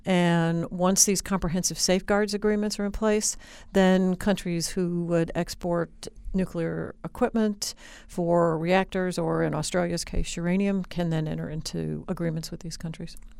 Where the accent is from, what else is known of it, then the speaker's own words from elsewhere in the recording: Indianapolis, Indiana, United States; moved away; I grew up in Indianapolis, Indiana